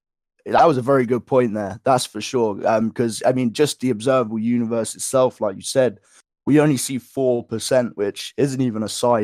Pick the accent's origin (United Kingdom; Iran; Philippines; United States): United Kingdom; England; So throughout my life, I live in England, so I'm from England. I'm 21 years of age